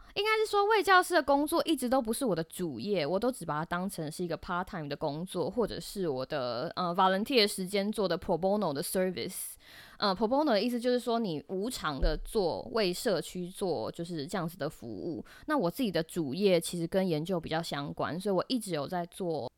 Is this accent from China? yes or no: no; Taiwan; moved away as an adult; now in United States; 台湾，就是我的家乡